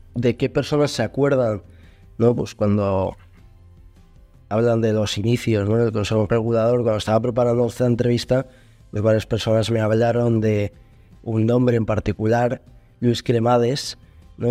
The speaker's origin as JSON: {"language": "Spanish", "town": "León", "region": "Castile and León", "country": "Spain", "said": "yo soy de León"}